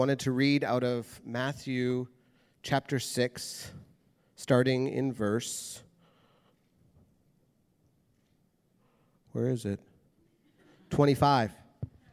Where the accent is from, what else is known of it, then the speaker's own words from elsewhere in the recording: Prince George, British Columbia, Canada; moved away as an adult; now in Abbotsford, Canada; So we were both born and raised in Prince George, which is a city that's about 10 hours north of here